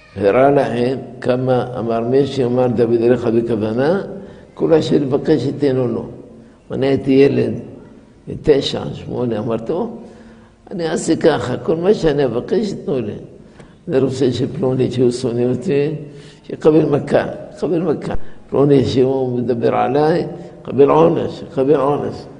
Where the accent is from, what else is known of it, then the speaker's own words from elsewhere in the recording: La Marsa, Tunis Governorate, Tunisia; moved away; בילדותי, בגיל שש, הייתי במרסה, במקום כזה, על יד חוף הים, שנקרא מרסה